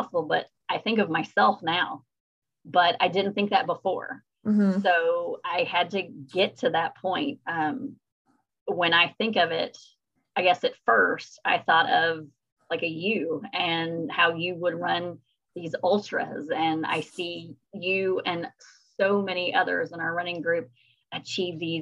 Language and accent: English; Kentucky, United States; I'm from Kentucky